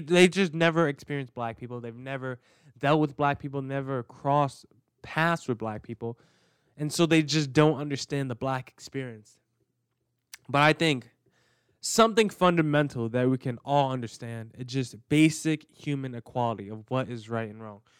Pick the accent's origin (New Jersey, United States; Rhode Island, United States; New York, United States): New Jersey, United States; I grew up in New Jersey. I grew up in the suburbs